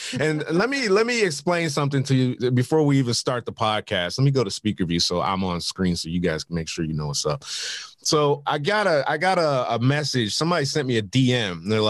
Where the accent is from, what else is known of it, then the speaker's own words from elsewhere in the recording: Detroit, Michigan, United States; I was from Detroit